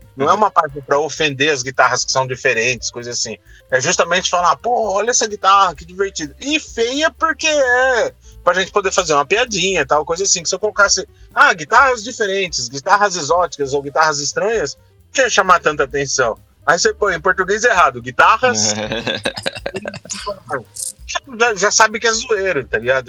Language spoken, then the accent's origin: Portuguese; Brazil; A gente, como brasileiro